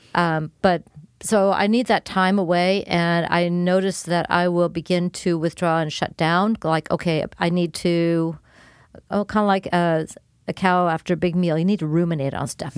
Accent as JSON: {"language": "English", "town": "Los Angeles", "region": "California", "country": "United States", "tie": "born or raised there", "also_born_or_lived": "Davis, California", "moved": "as an adult", "lives_now": "Keizer, United States", "said": "born and raised in Los Angeles. I was actually born in the city of Los Angeles"}